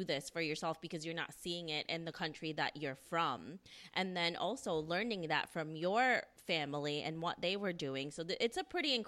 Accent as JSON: {"language": "English", "town": "New York City", "region": "New York", "country": "United States", "said": "We're all from New York City"}